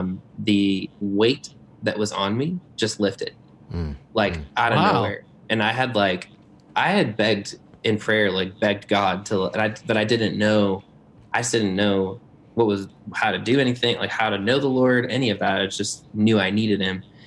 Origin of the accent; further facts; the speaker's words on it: Northwest Indiana, United States; moved away; also born or lived in Lakeland, Florida; So Northwest Indiana. And I'm a Hoosier.